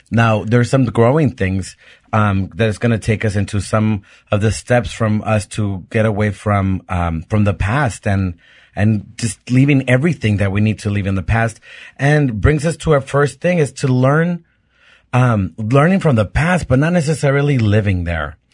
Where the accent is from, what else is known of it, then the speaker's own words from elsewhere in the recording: Mexico; moved away; also born or lived in Pittsburgh; being a gay kid growing up in Mexico and going to a Catholic school